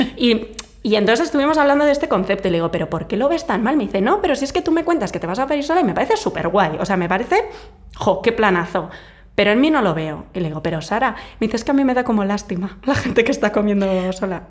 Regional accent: Vitoria, Basque Country, Spain; moved away; yo soy de una ciudad pequeña, bueno, yo soy de Vitoria

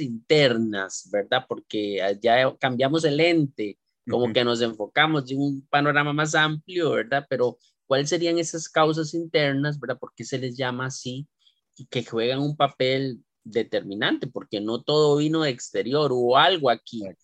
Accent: Costa Rica; nuestra idiosincrasia como costarricenses

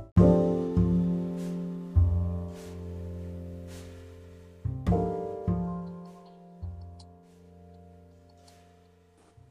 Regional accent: California, United States; I'm from the West Coast, from the US, California

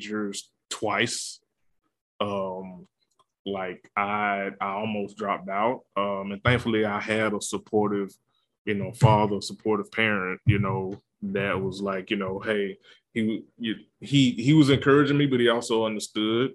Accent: Georgia, United States; I went to South Georgia Tech, Tech Community College, and I was working part-time at my hometown, Dollar General.

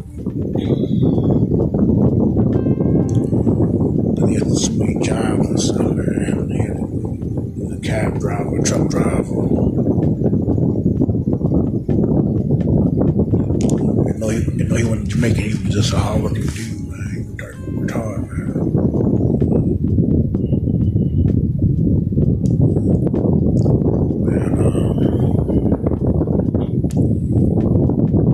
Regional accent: Baltimore, Maryland, United States; I grew up in Baltimore City, Birdland

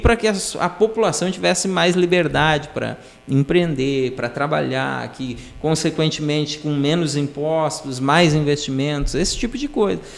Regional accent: Araricá, Rio Grande do Sul, Brazil; also born or lived in Estância Velha / Nova Hartz; eu nasci em Estância Velha, mas fui morar lá quando pequeno. Aí depois a mudança, fomos para Araricá, me criei em Araricá, sou da região Vale dos Sinos

